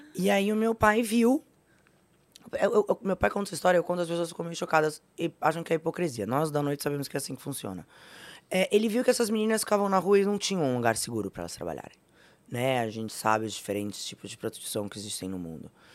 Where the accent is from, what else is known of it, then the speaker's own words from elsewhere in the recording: Brazil; o país que a gente vive, mas eu sou brasileira